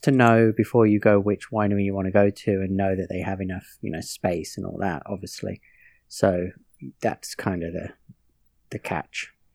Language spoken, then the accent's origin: English; Northampton, East Midlands, United Kingdom; moved away; growing up in England